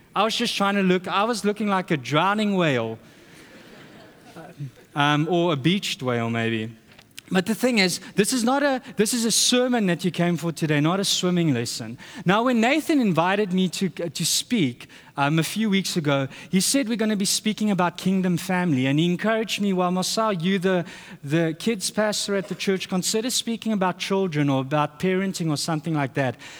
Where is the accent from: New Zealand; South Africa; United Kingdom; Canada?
South Africa; moved away; we're from South Africa.